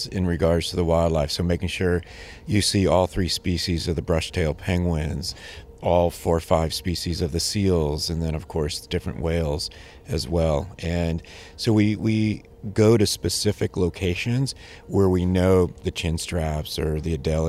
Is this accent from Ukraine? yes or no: no; Sonoran Desert, Arizona, United States; And I'm from the Sonoran Desert in Arizona.